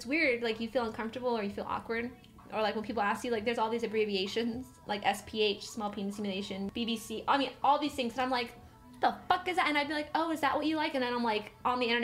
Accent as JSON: {"language": "English", "region": "Missouri", "country": "United States", "said": "I'm actually from Missouri"}